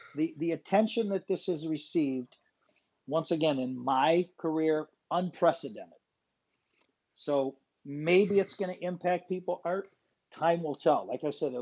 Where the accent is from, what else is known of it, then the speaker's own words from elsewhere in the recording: United States; I'm an American